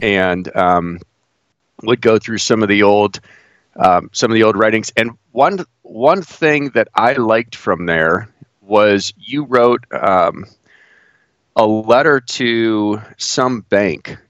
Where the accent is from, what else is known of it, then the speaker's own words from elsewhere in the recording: Cleveland, Ohio, United States; moved away as an adult; now in Pittsburgh, United States; I grew up in the Midwest. I grew up uh, right outside Cleveland